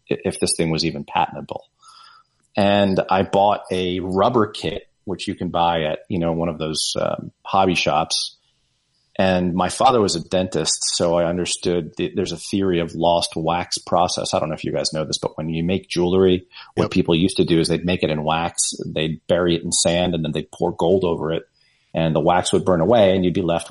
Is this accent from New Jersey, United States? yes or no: yes; New Jersey, United States; I grew up in New Jersey